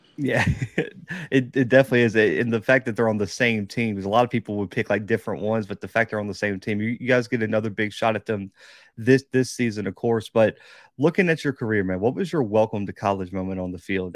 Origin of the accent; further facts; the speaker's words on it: Mobile, Alabama, United States; I was, like, the one kid in Mobile